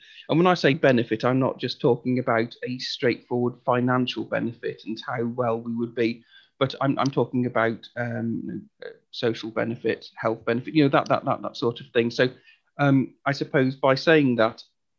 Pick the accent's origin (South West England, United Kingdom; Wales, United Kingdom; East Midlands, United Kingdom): Wales, United Kingdom; I identify as being Welsh. You know, I speak Welsh.